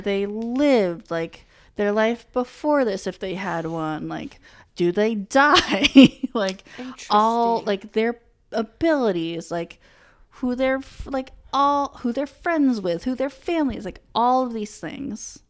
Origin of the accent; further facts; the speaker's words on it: New England, United States; I had just always grown up in New England